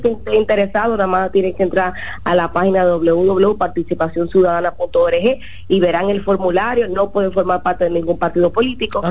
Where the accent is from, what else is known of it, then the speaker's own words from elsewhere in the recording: Dominican Republic; como dominicanos